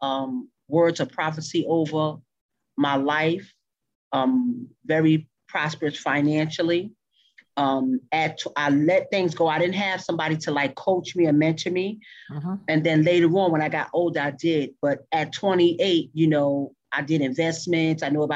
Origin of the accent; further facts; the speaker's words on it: New York, United States; moved away as an adult; now in Texas, United States; I'm from New York.